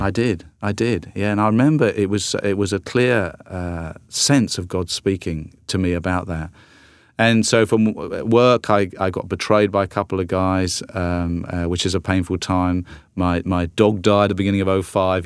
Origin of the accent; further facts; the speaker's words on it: South Coast of England, United Kingdom; moved away as an adult; also born or lived in London; now in United States; grew up on the South Coast and then, and then in London for, for twenty-two years before coming over to, to the United States.